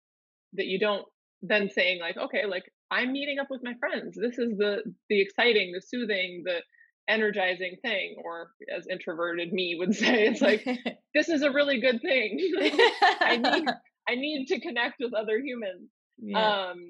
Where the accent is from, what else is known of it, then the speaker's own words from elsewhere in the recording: Minnesota, United States; I grew up in in Minnesota